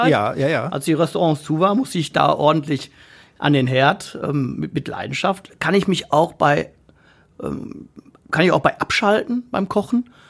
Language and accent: German; Essen, North Rhine-Westphalia, Germany; ich bin Essener, ähm, durch und durch. Ähm, meine Kindheit habe ich in Borbeck verbracht.